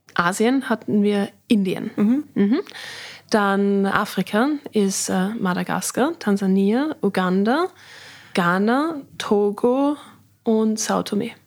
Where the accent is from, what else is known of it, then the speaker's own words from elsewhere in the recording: Riegersburg, Styria, Austria; Als wir dann hier die Schokoproduktion hatten in Riegersburg, haben ja meine Großeltern noch hier gewohnt. Das heißt, wir sind von der Schule gekommen, haben bei Oma und Opa Mittag gegessen